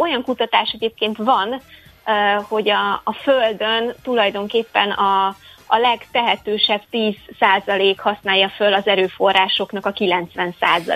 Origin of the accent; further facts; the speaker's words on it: Székesfehérvár, Fejér, Hungary; én egyébként Székesfehérvári vagyok